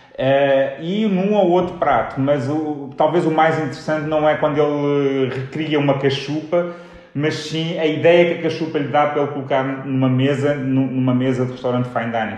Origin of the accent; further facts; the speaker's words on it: Portugal; nós passamos a vida a fazer comparações entre Portugal e Espanha